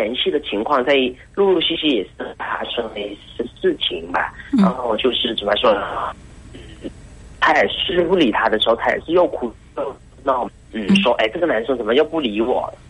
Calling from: Hainan, China; 我是从海南那边打过来的嘛

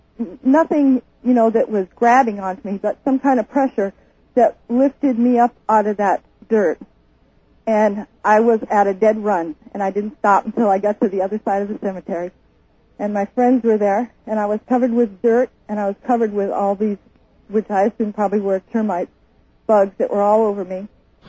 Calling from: Houston, Alaska, United States; Houston, Alaska.

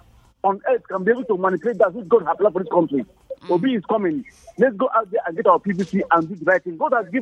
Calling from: Brooklyn, New York, United States; calling from Brooklyn.

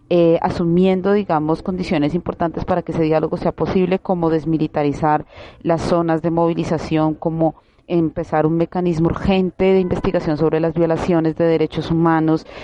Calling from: Colombia; nosotras lanzamos, digamos, como esta voz de alerta y este SOS eh, de Colombia, eh, desde Colombia, porque creemos que es importante la fortaleza, la solidaridad entre los pueblos

